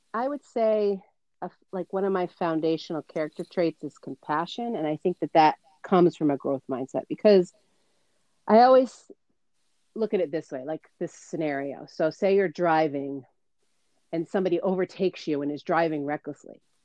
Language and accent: English; Mystic, Connecticut, United States; I grew up in Mystic, Connecticut, and you and I met at the amazing Stonington